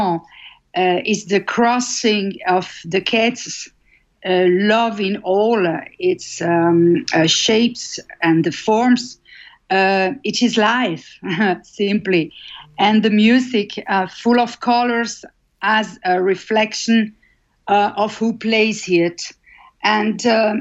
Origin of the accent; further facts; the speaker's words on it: Yverdon-les-Bains, Vaud, Switzerland; English is a second language; moved away as an adult; also born or lived in Lausanne / Montreal; now in Brussels, Belgium; I was born in Lausanne, okay, I'm Swiss, and lived in 20 years in Yverdon-les-Bains